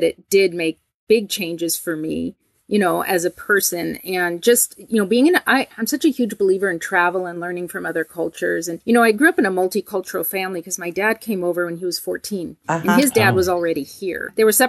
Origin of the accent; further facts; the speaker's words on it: Portland, Oregon, United States; also born or lived in Italy / Barcelona; I grew up here in Portland. I was born in Portland, Oregon